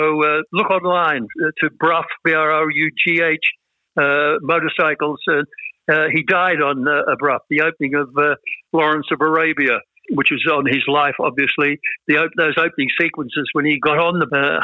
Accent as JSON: {"language": "English", "country": "Australia", "said": "as Australian men"}